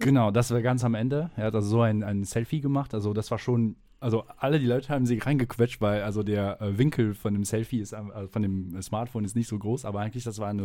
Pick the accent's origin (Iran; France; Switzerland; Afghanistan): France; German is a second language; now in Aachen, Germany; Ich komme aus Frankreich